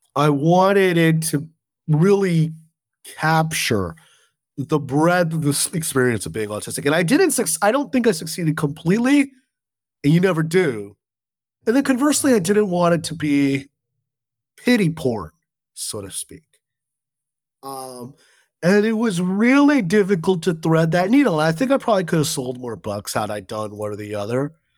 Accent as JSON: {"language": "English", "region": "Southern California", "country": "United States", "tie": "born or raised there", "said": "I grew up in Southern California"}